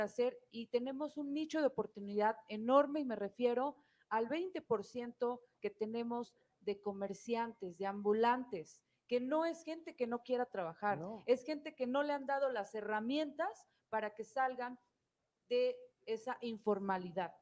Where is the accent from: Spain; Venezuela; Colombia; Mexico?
Mexico; lo que debemos hacer como mexicanos